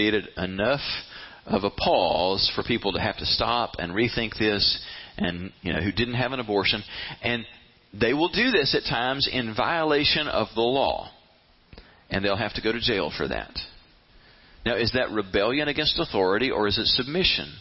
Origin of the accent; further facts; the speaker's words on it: United States; I am an American. I love coming home to America.